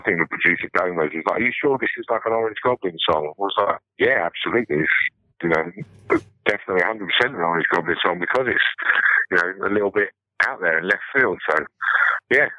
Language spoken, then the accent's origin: English; England, United Kingdom; being English